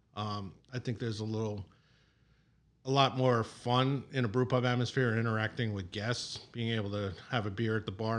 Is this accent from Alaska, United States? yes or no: no; Long Island, New York, United States; moved away as an adult; also born or lived in Lancaster, Pennsylvania / Pittsburgh; now in Chicago, United States; I grew up in New York on Long Island